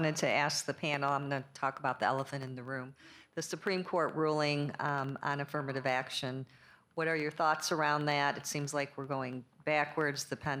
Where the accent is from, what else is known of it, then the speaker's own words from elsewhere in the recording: Detroit, Michigan, United States; now in Dallas, United States; I grew up in Detroit, so I live in Dallas now